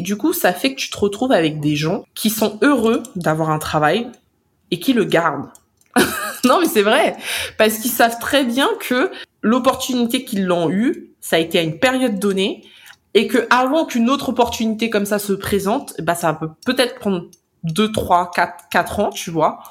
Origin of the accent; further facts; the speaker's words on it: France; en tant que Français